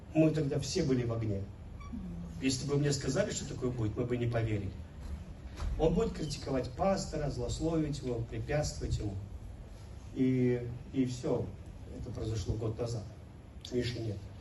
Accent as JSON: {"language": "Russian", "town": "Velikiye Luki", "region": "Pskov Oblast", "country": "Russia", "tie": "born or raised there", "also_born_or_lived": "Kyrgyzstan", "moved": "yes", "said": "мой родной город"}